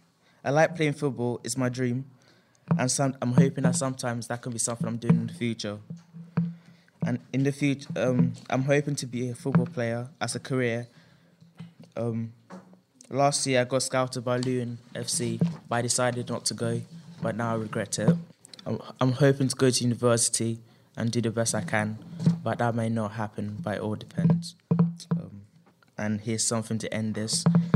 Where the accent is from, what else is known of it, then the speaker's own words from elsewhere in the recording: Ghana; I'm from Ghana, but I'm also German because of my dad.